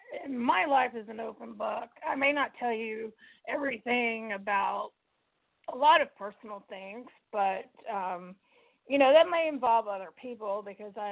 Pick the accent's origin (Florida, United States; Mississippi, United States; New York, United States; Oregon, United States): Mississippi, United States; accent: southern; moved away as an adult; I'm from Mississippi